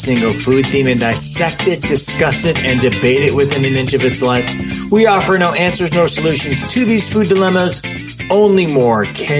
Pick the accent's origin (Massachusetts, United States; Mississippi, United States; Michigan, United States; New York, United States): Michigan, United States; because I feel like it was everything I ate as a kid growing up in Michigan.